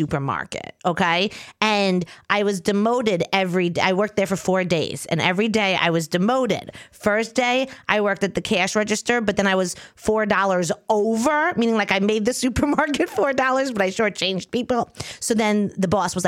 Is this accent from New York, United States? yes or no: yes; Long Island, New York, United States; now in New York City, United States; I'm from Long Island.